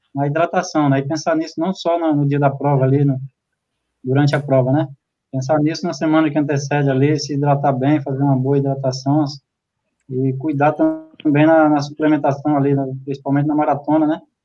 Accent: Abreu e Lima, Pernambuco, Brazil; moved away; comecei em Recife, na minha terra, né? na verdade em Abreu Lima

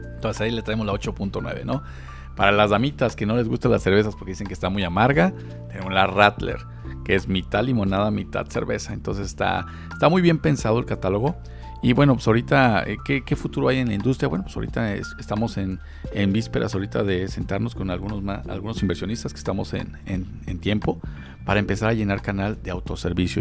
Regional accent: Mexico; aquí como buen mexicano

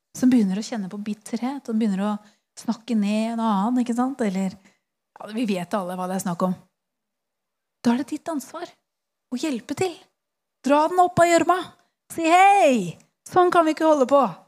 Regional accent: Eastern Norway, Norway; Jeg er fra Østlandet

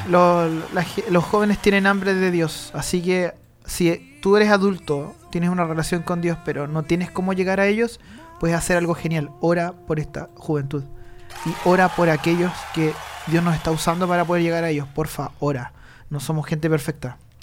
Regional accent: Chile; Nosotros los chilenos

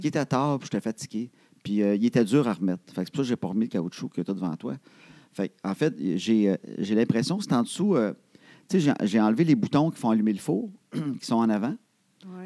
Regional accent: Trois-Rivières, Quebec, Canada; je viens de Trois-Rivières

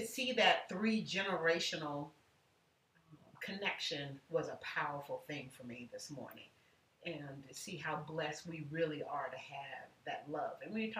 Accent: Ocala, Florida, United States; moved away as an adult; also born or lived in South Georgia / Belleview, Florida / Texas; And so I was born in South Georgia, moved to Florida when I was very young, and so in, and then raised in a town called Ocala, Florida. And then we moved to Bellevue, Florida, which is all, you know, suburbs of each other.

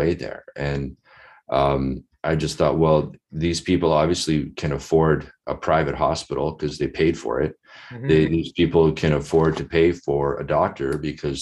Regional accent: Winnipeg, Manitoba, Canada; I'm from Winnipeg. I grew up there

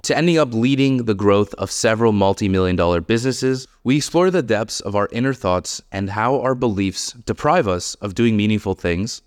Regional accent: Montreal, Quebec, Canada; I grew up in Montreal

